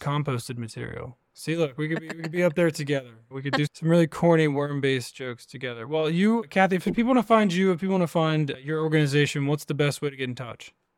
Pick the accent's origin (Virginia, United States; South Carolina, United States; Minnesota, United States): Virginia, United States; I grew up in Virginia, kind of in the middle of nowhere.